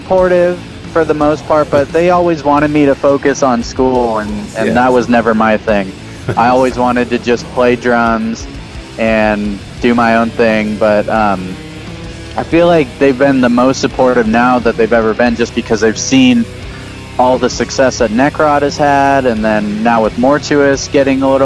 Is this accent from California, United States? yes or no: yes; San Jose, California, United States; also born or lived in Oakland; I was born and raised there, and I moved to Oakland when I was 21, and then I moved back when I was 25. I've mostly been in San Jose.